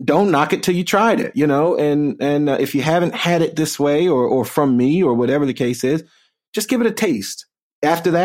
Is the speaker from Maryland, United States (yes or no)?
yes; Baltimore, Maryland, United States; I'm from Baltimore